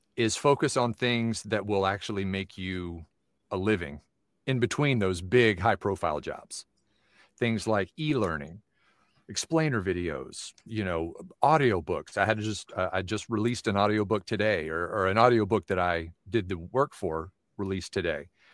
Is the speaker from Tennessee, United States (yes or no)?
yes; Knoxville, Tennessee, United States; now in Phoenix, United States; I was born in Knoxville, Tennessee, born and raised there, and so I'm now living in Phoenix